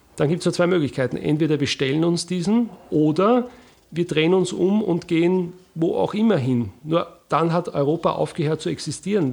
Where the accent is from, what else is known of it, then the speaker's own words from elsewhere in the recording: Wiener Neustadt, Lower Austria, Austria; also born or lived in Bucklige Welt; Ich bin aufgewachsen in Wiener Neustadt